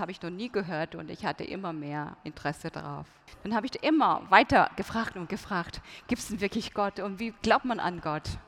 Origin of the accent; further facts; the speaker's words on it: North Korea; German is a second language; wenn man geboren wird in Nordkorea, ähm, von Grund von Kindesbeinen an, Grundschule, ähm, Kindergarten, Grundschule, Mittelschule, ähm, man lernt nur einfach die Ideologie, Juche-Ideologie